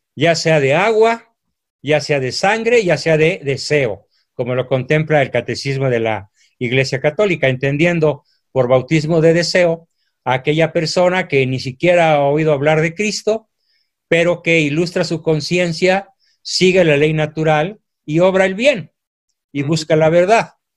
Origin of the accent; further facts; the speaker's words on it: Mexico; mi país